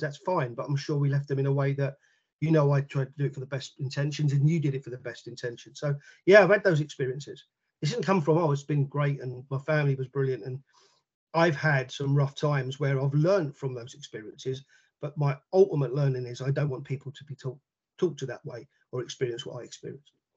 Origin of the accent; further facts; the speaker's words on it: London, United Kingdom; moved away; I'm from London originally. So Barnet Schools captain, Middlesex Schools captain, London Schools captain